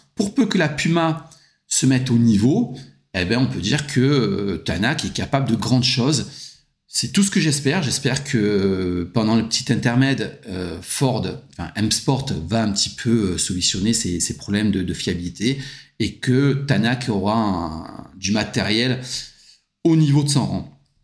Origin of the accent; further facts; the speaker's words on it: France; je suis français